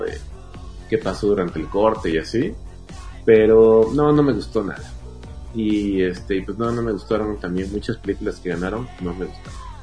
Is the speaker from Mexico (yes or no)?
yes; Mexico; como mexicanos